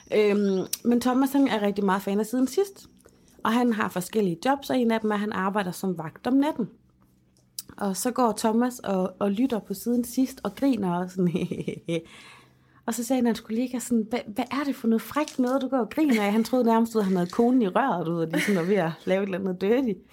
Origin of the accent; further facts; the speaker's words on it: Denmark; moved away; min øh, dagplejemor hjemme i Holmen